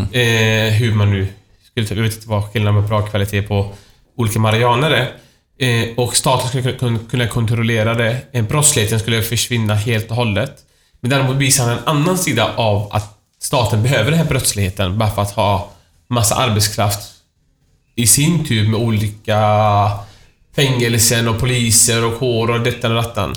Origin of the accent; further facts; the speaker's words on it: Iran; now in Sweden; mitt hemland Iran